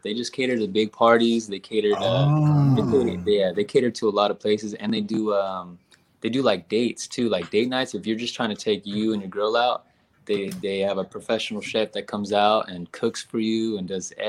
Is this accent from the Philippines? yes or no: yes; Philippines; Since I'm Filipino, man, I had to go with Pacquiao